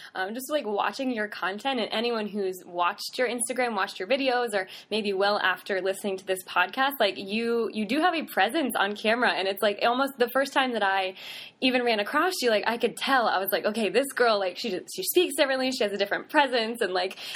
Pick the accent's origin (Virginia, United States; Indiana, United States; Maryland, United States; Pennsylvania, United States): Virginia, United States; Southern; I grew up in Southern Virginia